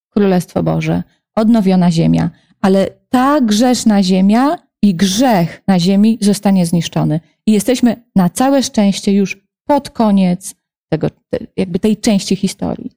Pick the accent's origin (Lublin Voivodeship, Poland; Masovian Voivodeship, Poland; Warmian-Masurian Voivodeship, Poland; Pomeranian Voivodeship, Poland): Lublin Voivodeship, Poland; Lublin; also born or lived in near Warsaw; now in Warsaw, Poland; mam też mnóstwo znajomych w Lublinie, bo to jest moje rodzinne miasto